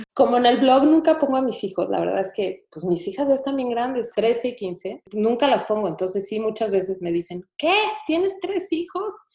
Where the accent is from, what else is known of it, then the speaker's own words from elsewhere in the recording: Mexico; moved away as an adult; now in Houston, United States; en México siempre de chiquitos sí salimos a pedir Halloween